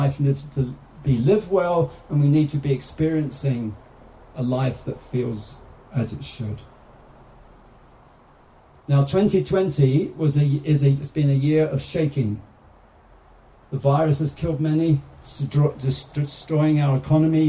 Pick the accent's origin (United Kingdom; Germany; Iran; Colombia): United Kingdom; I'm British